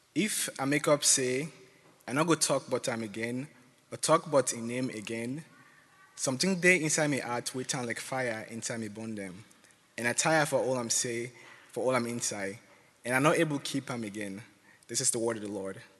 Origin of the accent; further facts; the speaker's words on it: Sierra Leone; moved away; I am originally from Sierra Leone